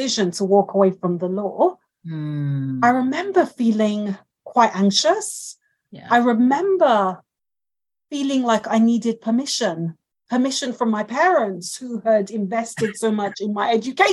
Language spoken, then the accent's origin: English; Nigeria; now in United Kingdom; I grew up in Nigeria with them